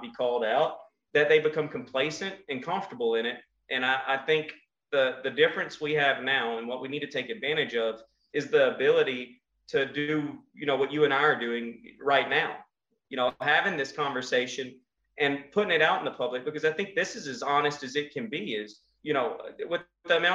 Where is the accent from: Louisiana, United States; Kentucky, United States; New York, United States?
Louisiana, United States; Kinder; I'm from Kinder, Louisiana. If you come out where I'm at, we have cows and fields.